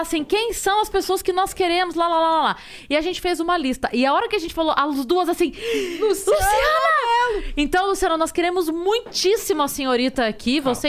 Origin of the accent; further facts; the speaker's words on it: Sorocaba, São Paulo, Brazil; eu sou de Sorocaba